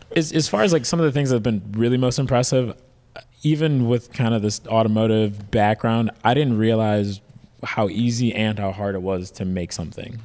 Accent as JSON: {"language": "English", "town": "Detroit", "region": "Michigan", "country": "United States", "tie": "born or raised there", "moved": "yes", "lives_now": "San Diego, United States", "said": "I moved here from Detroit, so Detroit's the Motor City, so everybody's into cars. Everybody's dad, grandpa has a race car in their garage, so that's just all I grew up around"}